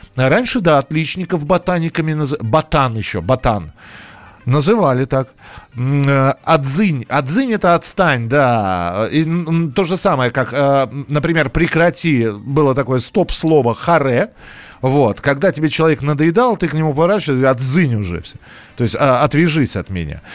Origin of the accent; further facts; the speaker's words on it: Moscow, Russia; у нас в Москве